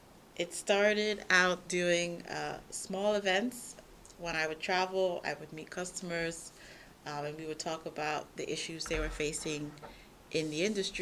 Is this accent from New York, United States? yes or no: yes; New York, United States; moved away as an adult; now in Czech Republic; I've been with Product Board for almost 2 years. I'm originally from New York, and I moved to the Czech Republic 3 years ago.